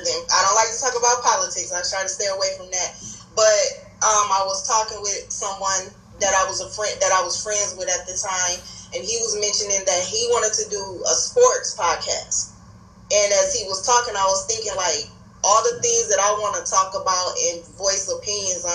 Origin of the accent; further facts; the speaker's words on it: Minnesota, United States; also born or lived in Gary, Indiana; I was born in Gary, Indiana, but I've been living here in Minnesota since the age of 5.